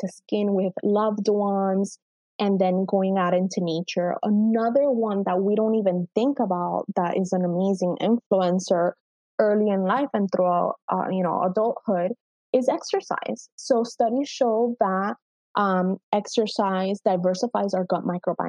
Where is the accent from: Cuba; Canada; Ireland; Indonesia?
Cuba; moved away; as an immigrant parent, you know, I was born in Cuba